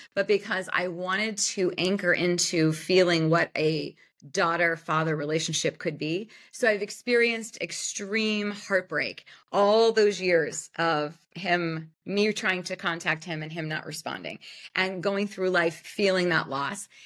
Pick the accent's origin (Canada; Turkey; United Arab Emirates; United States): United States; Youngstown, Ohio; Youngstown, Ohio.